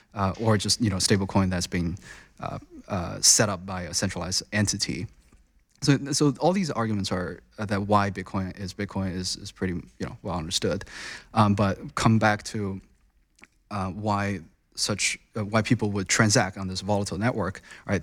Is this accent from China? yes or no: yes; China; moved away as an adult; also born or lived in United States; I was born and raised in China. I spent most of my time in, uh, you know, early days in China, went through a very traditional Chinese education system. Um, and I came to U S for college